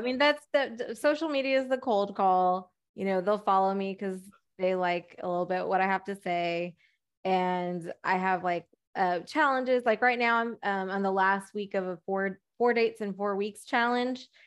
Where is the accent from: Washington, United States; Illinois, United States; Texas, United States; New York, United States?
Texas, United States; I'm from Texas, we go deer hunting